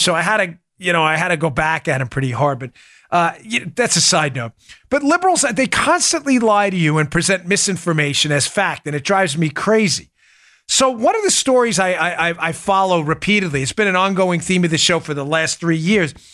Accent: New York City, New York, United States; moved away as an adult; also born or lived in Maryland; I grew up in New York

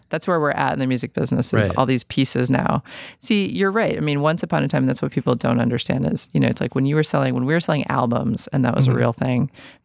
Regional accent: New York City, New York, United States; I'm from New York City

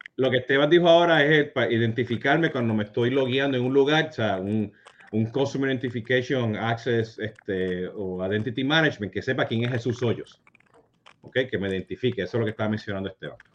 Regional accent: Puerto Rico; nosotros siendo puertorriqueños

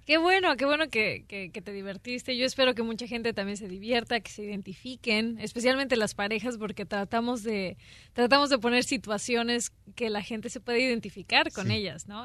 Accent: Mexico City, Mexico; moved away; also born or lived in Mérida / Monterrey; yo soy nacida en Mérida, crecí en la Ciudad de México

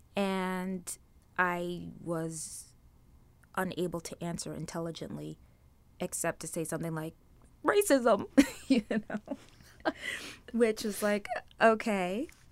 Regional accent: New York City, New York, United States; also born or lived in Trinidad; where I grew up in Brooklyn

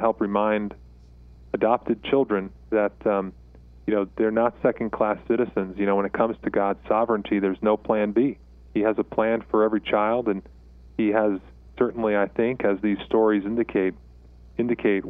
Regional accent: South Shore of Long Island, New York, United States; moved away as an adult; now in Colorado Springs, United States; I grew up in New York. Was born on the South Shore of Long Island

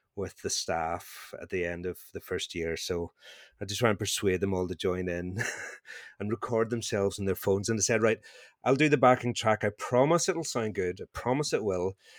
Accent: Northern Ireland, United Kingdom; accent: Northern Irish; my Northern Irish accent

